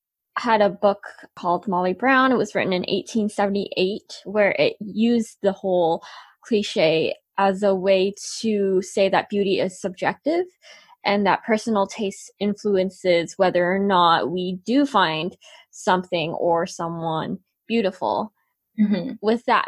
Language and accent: English; Canada; growing up in Canada, from you know, being a little girl and then going through puberty